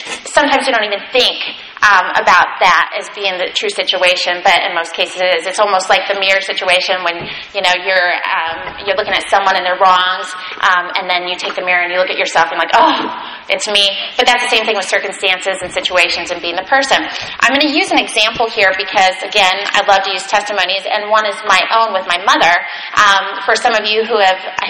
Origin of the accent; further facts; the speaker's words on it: United States; as American Christians here